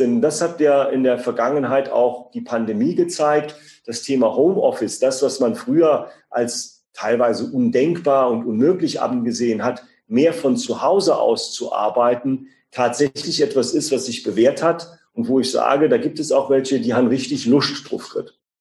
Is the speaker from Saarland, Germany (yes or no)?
yes; Siersburg, Saarland, Germany; Wir haben in meinem Heimatort wie selbstverständlich auch eine gebundene Ganztagsgrundschule, die sogar bilingual französisch ausgerichtet ist